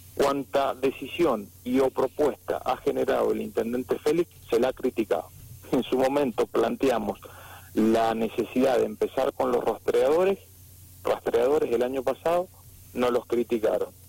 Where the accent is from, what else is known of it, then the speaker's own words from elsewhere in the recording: San Rafael, Mendoza, Argentina; quienes somos de San Rafael